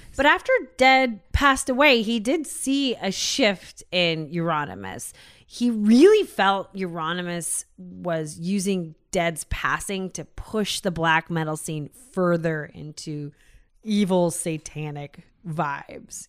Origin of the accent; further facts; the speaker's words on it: United States; we're American